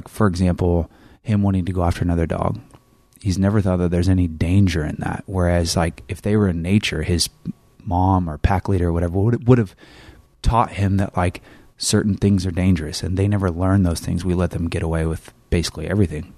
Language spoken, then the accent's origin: English; Northern California, United States; moved away; I came from Northern California and we said grocery store